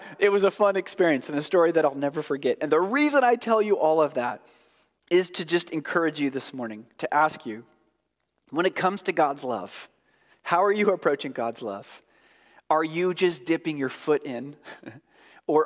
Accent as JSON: {"language": "English", "region": "Oregon", "country": "United States", "said": "I'm from Oregon"}